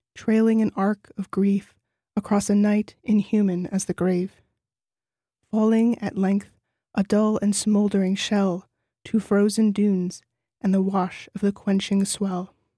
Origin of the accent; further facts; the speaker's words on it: New Orleans, Louisiana, United States; moved away as an adult; now in Nelson, New Zealand; I grew up in New Orleans